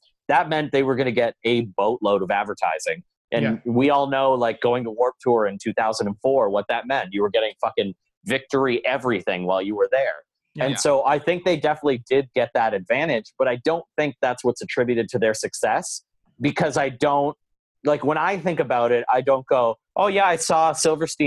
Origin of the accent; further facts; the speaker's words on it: Belleville, Ontario, Canada; moved away as an adult; also born or lived in Ottawa; the year that I moved from Belleville to Ottawa